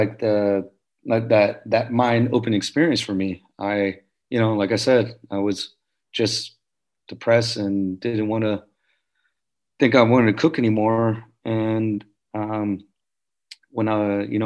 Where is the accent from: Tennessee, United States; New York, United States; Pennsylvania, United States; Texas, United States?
Texas, United States; Houston; I'm from Houston, Texas